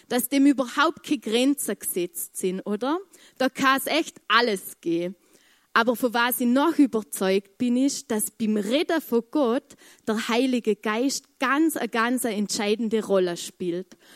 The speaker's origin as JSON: {"language": "German", "region": "Vorarlberg", "country": "Austria", "said": "ich, ich komme aus dem Muntafu und da redet man kein Englisch."}